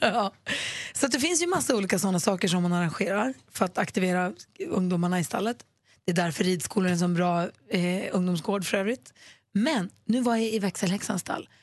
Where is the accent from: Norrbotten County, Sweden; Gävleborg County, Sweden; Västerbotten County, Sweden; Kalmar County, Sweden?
Norrbotten County, Sweden; Luleå; born or raised there